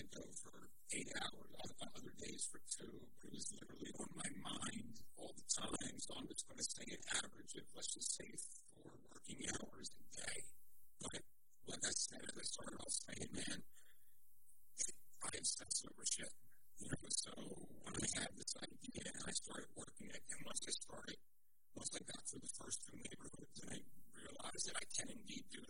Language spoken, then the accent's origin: English; Philadelphia, Pennsylvania, United States; I'm from Silverton, up in the far northeast.